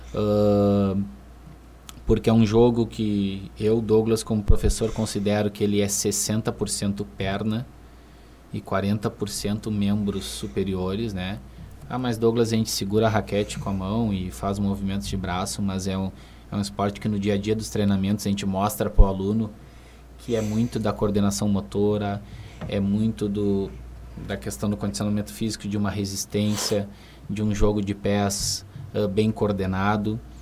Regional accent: Rio Grande, Rio Grande do Sul, Brazil; moved away as an adult; now in Santa Maria, Brazil; eu sou natural de Rio Grande, né? Eu resido em Santa Maria há um ano

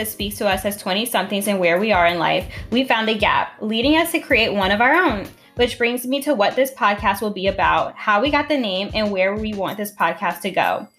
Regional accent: New Orleans, Louisiana, United States; I am born and raised in New Orleans. I mean, I'm a Navy brat, so I did move around quite a bit

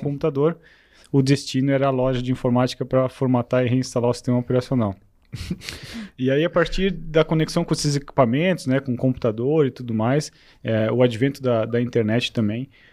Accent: Rio do Sul, Santa Catarina, Brazil; moved away as an adult; also born or lived in São Paulo; eu sou aqui de Rio do Sul, sou natural de Rio do Sul é, e passei boa parte da minha vida aqui

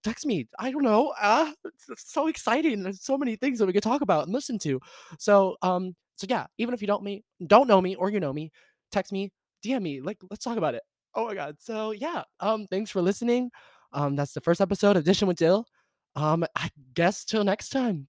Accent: the South, United States; I'm from the South

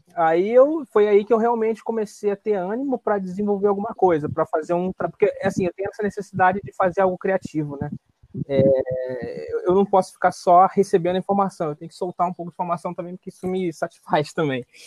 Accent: Rio de Janeiro, Brazil; sou carioca.

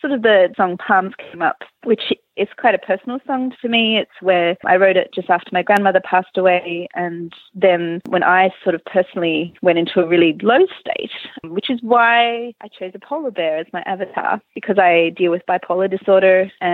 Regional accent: Melbourne, Victoria, Australia; now in Malmö, Sweden; I'm originally from Melbourne in Australia

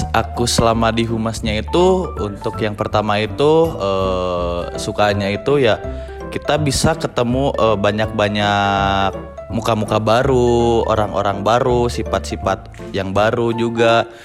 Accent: Purwakarta, West Java, Indonesia; untuk lokasinya sendiri itu ada di Purwakarta di kota saya sendiri.

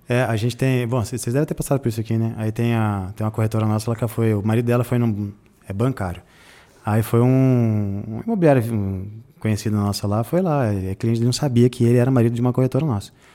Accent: Jundiaí, São Paulo, Brazil; Eu também sou da periferia de Jundiaí.

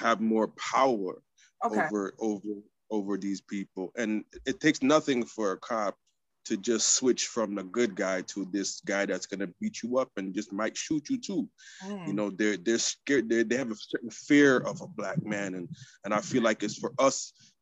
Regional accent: Quebec, Canada; now in Toronto, Canada; I'm from the French province

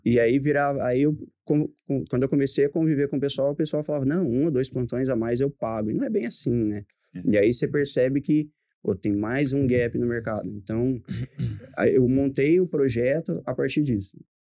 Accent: Pontal, São Paulo, Brazil; moved away as an adult; also born or lived in Ribeirão Preto; eu sou natural de Pontal em 2008 eu fui para Ribeirão

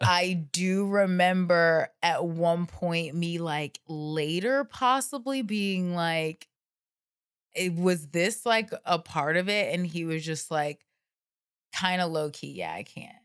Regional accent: the South, United States; moved away; I grew up in the South where people are weird and have girlfriends when they're like seven years old

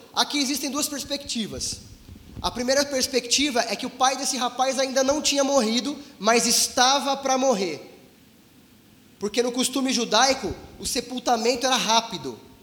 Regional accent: Brazil; somos brasileiros, somos humildes, vivemos em um país em crise

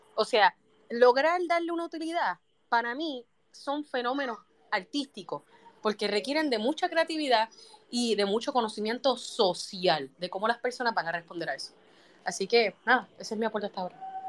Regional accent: Puerto Rico; yo soy boricua

